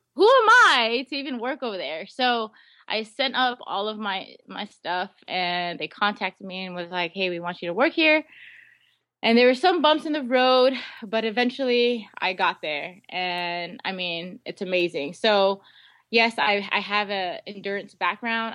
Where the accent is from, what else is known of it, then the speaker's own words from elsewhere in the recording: Guam; moved away; also born or lived in Seattle; I was born and raised on Guam. I lived, um, in um, Seattle for a few years, really, really young, but most of my life was on Guam